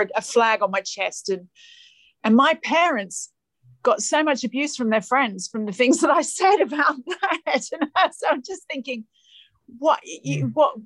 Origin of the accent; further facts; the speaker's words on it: Australia; moved away; being the Aussie girl